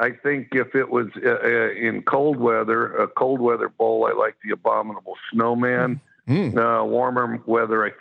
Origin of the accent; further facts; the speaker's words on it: Wyoming, United States; accent: drawl; also born or lived in Washington State; now in Mississippi, United States; I've always had a drawl because I'm from Wyoming